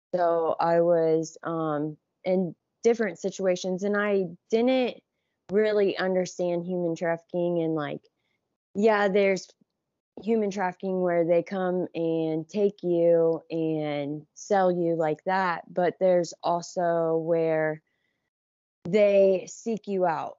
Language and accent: English; Johnstown, Ohio, United States; I grew up in Johnstown, which is, like, forty m, forty minutes from downtown Columbus.